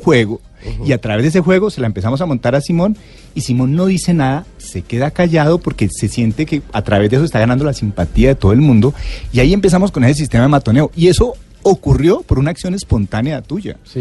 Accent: Cali, Valle del Cauca, Colombia; yo soy de Cali

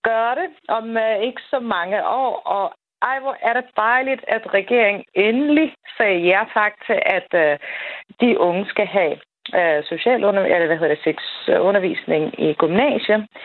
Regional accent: Afghanistan; Danish is a second language; now in Denmark; jeg er hverken født eller opvokset i Danmark, og jeg kommer faktisk fra Afghanistan.

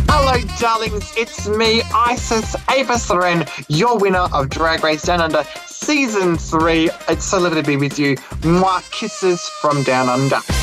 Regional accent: Australia; it's tough growing up in Australia um, during the '90s

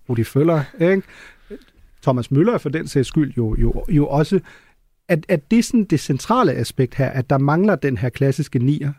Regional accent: Germany; moved away; som tysker

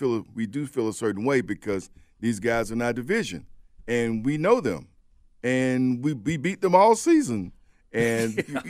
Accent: Birmingham, Alabama, United States; As someone who grew up not going to that game but having it around me, growing up in Birmingham

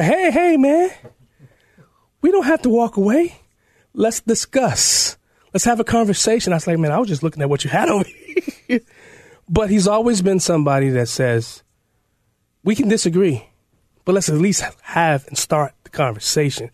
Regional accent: Chicago, Illinois, United States; I'm born and raised in Chicago

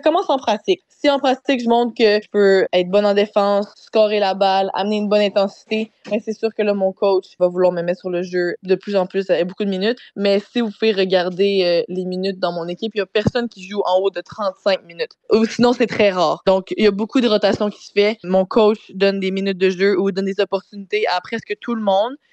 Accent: Saint-Jean-sur-Richelieu, Quebec, Canada; j'ai grandi à Saint-Jean

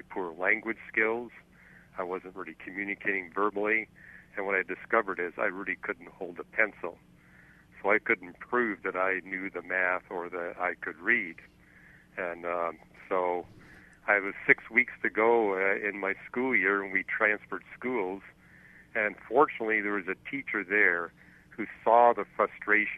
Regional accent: Montreal, Quebec, Canada; I was born in Montreal.

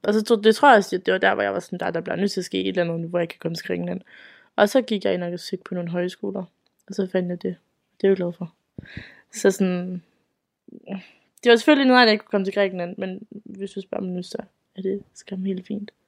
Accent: Aalborg, North Denmark Region, Denmark; jeg kommer fra Aalborg af, op i Nordjylland

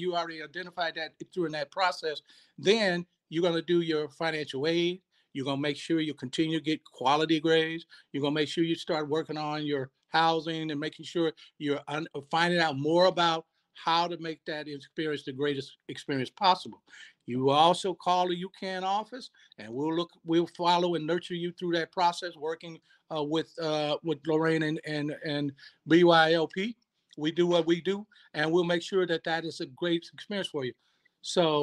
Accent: Sacramento, California, United States; I'm from Sacramento, born and bred

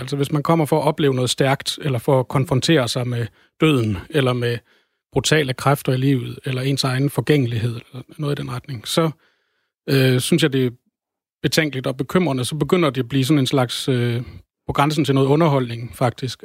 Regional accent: Denmark; jeg som dansker

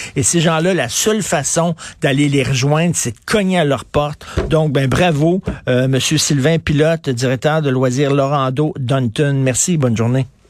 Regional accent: Montreal, Quebec, Canada; je viens de Verdun, donc je connais assez bien Ville La Salle

